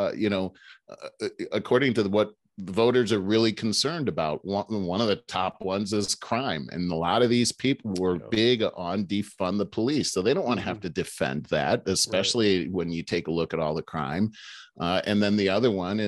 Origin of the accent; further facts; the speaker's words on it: United States; I'm an American